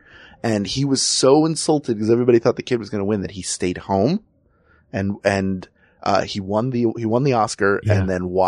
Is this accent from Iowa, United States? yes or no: no; Philadelphia, Pennsylvania, United States; my hometown.